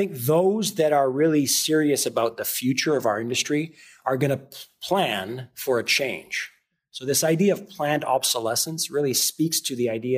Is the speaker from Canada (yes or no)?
yes; Canada; moved away as an adult; also born or lived in Noosa, Australia; now in United States; as a Canadian, even though I live in America now